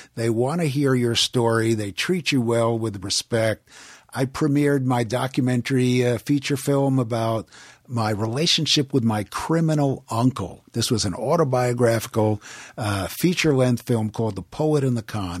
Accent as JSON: {"language": "English", "town": "Levittown", "region": "New York", "country": "United States", "tie": "born or raised there", "also_born_or_lived": "Queens, New York", "moved": "yes", "lives_now": "Los Angeles, United States"}